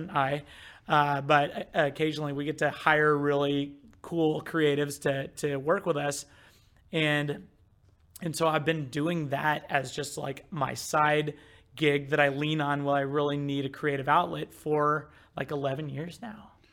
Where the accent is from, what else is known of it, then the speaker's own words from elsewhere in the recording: Midwest, United States; I grew up in the Midwest